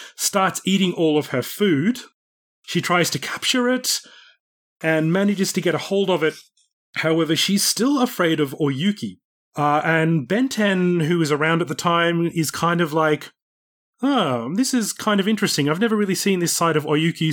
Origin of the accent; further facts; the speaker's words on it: Australia; moved away; also born or lived in Japan; as an Australian